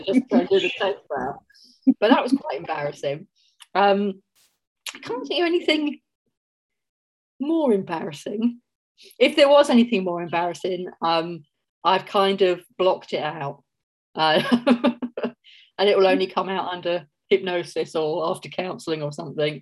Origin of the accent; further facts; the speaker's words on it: Mitcham, London, United Kingdom; accent: Cockney; moved away as an adult; also born or lived in St Ives, Cornwall; now in Auckland, New Zealand; I grew up in Mitcham, um, right next to Streatham